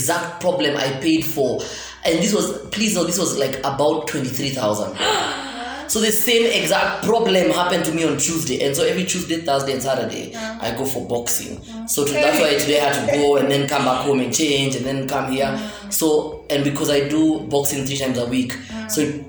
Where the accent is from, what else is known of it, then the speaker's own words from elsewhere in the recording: Kangwere, Nairobi, Kenya; also born or lived in Karen, Nairobi; I'm from Kangwere, but I'm bougie nowadays. Like, I'm from Kangwere